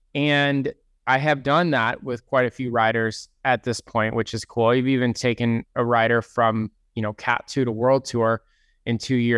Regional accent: East Lyme, Connecticut, United States; No, I grew up in Connecticut, East Lyme, Connecticut.

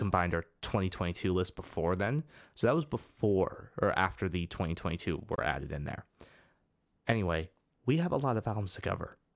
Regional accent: United States; we're both from the United States

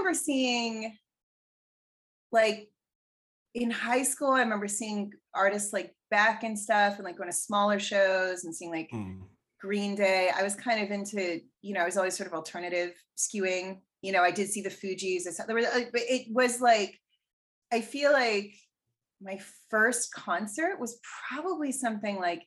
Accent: Canada; I'm Canadian

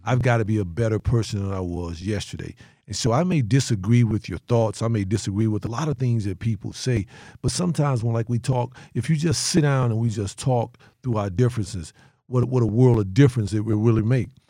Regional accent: North Carolina, United States; moved away as an adult; also born or lived in Detroit; I am from North Carolina going into Detroit, uh, huge metropolitan city

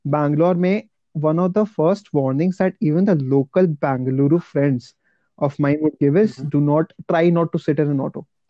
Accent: Kolkata, West Bengal, India; moved away as an adult; now in Bangalore, India; मैं mm-hmm. कोलकाता से हूँ right so when I actually move to south India

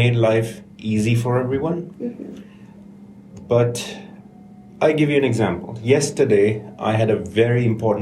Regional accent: Karachi, Sindh, Pakistan; moved away as an adult; now in United Kingdom; I'm from Karachi in Pakistan, and at 16, because my older brother used to give tuitions, I started to give tuitions.

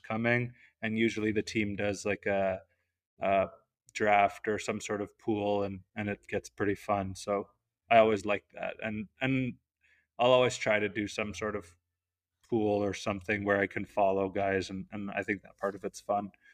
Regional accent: Canada; being Canadian

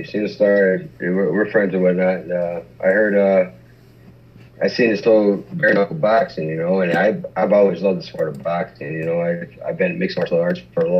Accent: Michigan, United States; we're both from Michigan

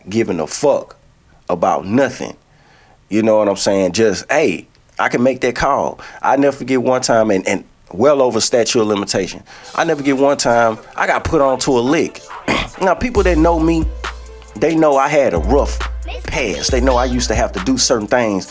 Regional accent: Shreveport, Louisiana, United States; I'm from Shreveport, Louisiana.

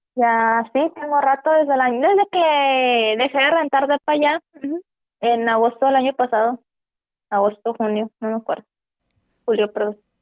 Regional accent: Mexico; éramos como 34 mexicanos

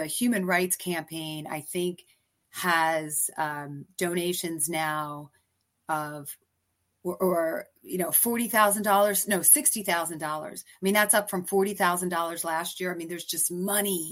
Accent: East Coast, United States; now in San Francisco, United States; I'm from the East Coast

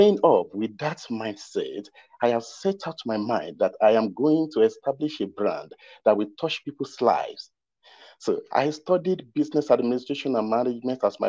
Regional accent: Ekiti, Nigeria; I'm from Ekiti State, Southwest Nigeria.

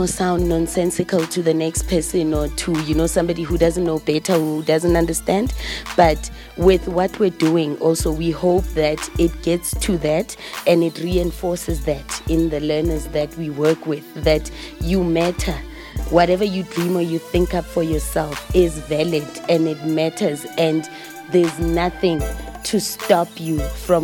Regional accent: Vosloorus, Gauteng, South Africa; I grew up in Vosloorus.

